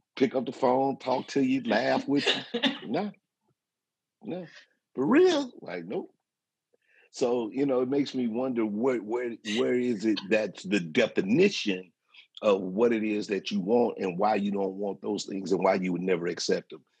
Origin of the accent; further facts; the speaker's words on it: St. Louis, Missouri, United States; I'm from the Midwest. I'm from St. Louis